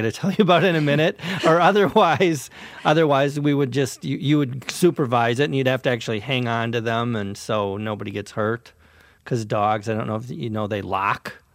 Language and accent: English; Minnesota, United States; Minnesota, my hometown